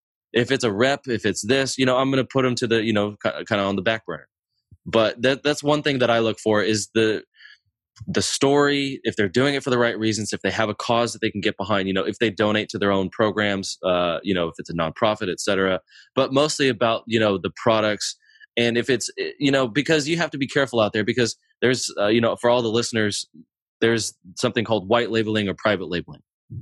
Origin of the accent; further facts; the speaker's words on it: Germany; born there; And then, you know, I was born in Germany to a military family.